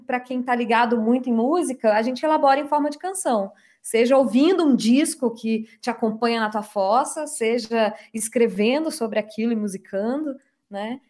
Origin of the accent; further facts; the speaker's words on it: Minas Gerais, Brazil; eu sou mineira